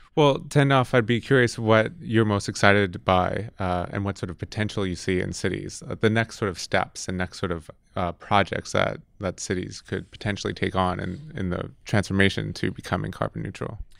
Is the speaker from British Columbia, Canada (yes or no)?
no; Toronto, Ontario, Canada; moved away; I'm from Toronto originally